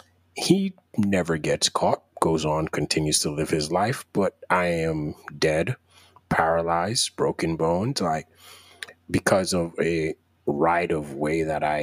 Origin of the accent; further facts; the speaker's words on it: Jamaica; moved away; Because I'm from Jamaica and I'm from a place where you're taught that a car will hit you.